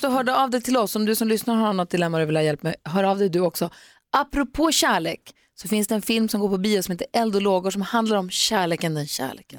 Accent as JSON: {"language": "Swedish", "town": "Växjö", "region": "Kronoberg County", "country": "Sweden", "tie": "born or raised there", "said": "Jag är också född i Växjö, mina syskon är uppvuxna i Kalmar"}